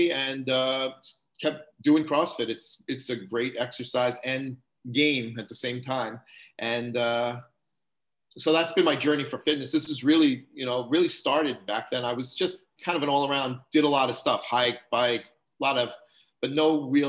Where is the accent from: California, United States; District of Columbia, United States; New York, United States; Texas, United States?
New York, United States; moved away as an adult; also born or lived in Long Island / Westborough, Massachusetts; now in Hudson, United States; I grew up in New York